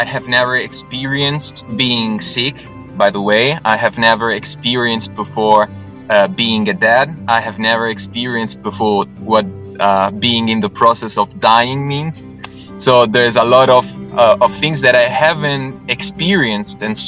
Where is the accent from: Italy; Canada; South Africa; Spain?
Italy; Rome, Lazio; I was born and raised in Rome